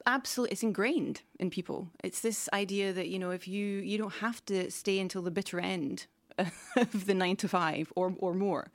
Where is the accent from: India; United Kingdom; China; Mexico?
United Kingdom; now in Stockholm, Sweden; the U K where I'm from